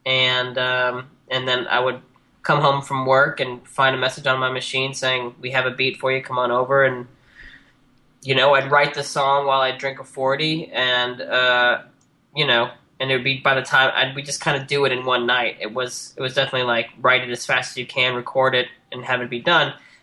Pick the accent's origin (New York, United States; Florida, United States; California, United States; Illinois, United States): Illinois, United States; Libertyville; It's, like, 30 miles north of Chicago in a little town called Libertyville, Illinois